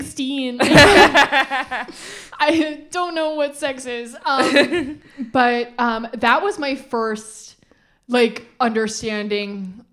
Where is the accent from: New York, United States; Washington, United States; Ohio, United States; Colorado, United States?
New York, United States; Rockland County; I grew up in New York State in Rockland County.